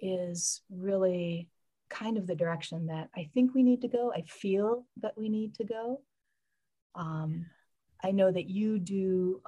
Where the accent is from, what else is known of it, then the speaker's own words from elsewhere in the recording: Michigan, United States; I grew up in Michigan and spent a lot of time with my grandparents